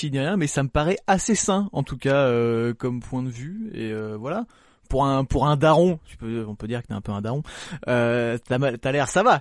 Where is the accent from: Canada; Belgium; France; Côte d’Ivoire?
Belgium; en même temps, je suis belge